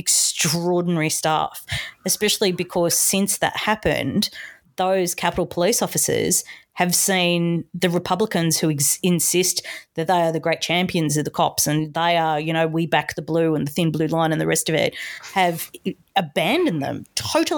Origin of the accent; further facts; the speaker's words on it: Australia; as an Australian